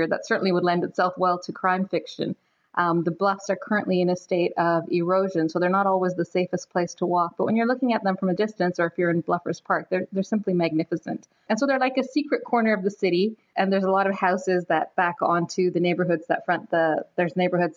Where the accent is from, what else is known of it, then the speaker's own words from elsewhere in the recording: Toronto, Ontario, Canada; Toronto is my hometown, so it's a city that I love. It's a city that I grew up in and was educated in, got married in.